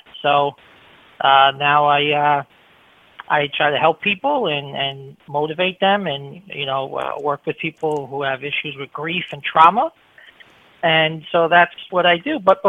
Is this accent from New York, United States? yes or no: yes; Long Island, New York, United States; now in Florida, United States; I'm in Florida now. I was born in New York. I was born in Long Island.